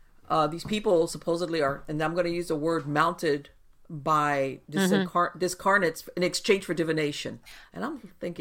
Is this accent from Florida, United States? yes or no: yes; Miami, Florida, United States; I was born and raised in Miami, and over here we have Afro-Caribbean practices.